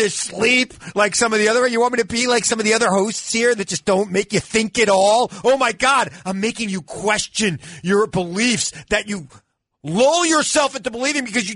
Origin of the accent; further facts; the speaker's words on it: Centereach, New York, United States; I grew up in Center Reach, out on Long Island